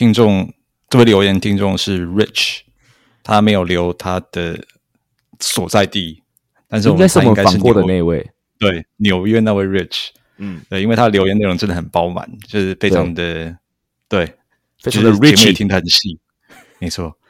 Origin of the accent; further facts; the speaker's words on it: Tainan, Taiwan; 我这个土生土长的台南东区人会去，而且小时候还很爱去。